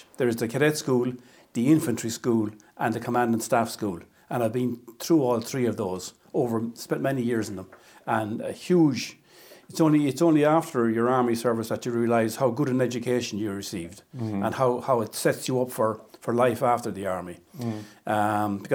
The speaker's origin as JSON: {"language": "English", "town": "Athlone", "region": "Leinster", "country": "Ireland", "tie": "born or raised there", "moved": "as an adult", "lives_now": "Clonmel, Ireland", "said": "I'm from Athlone originally"}